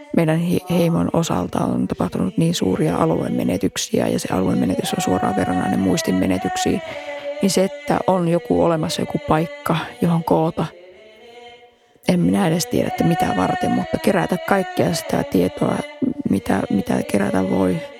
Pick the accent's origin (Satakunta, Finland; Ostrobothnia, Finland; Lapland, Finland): Lapland, Finland; Keväjärvi; minä olen kotoisin sellaista kylästä kuin Keväjärvi